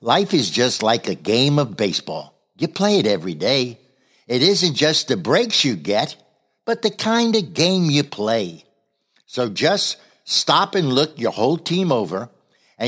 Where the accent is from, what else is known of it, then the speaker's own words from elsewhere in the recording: New Jersey, United States; I was raised in Jersey